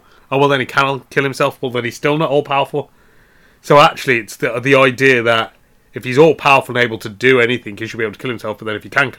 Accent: England, United Kingdom; we're English

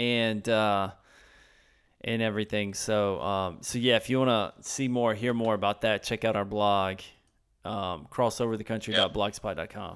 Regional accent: Red Bank, South Carolina, United States; I grew up in Red Bank, South Carolina, that didn't have much of anything

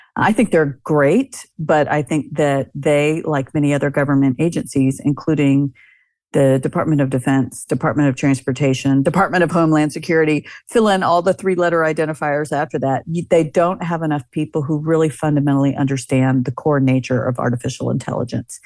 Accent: United States

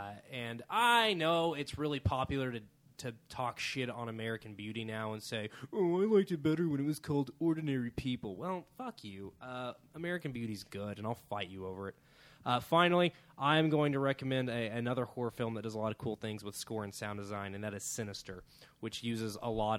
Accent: Australia; I'm Australian and nonchalant. It's hilarious.

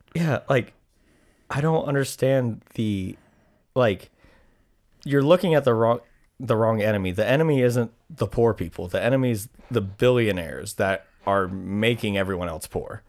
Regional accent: United States

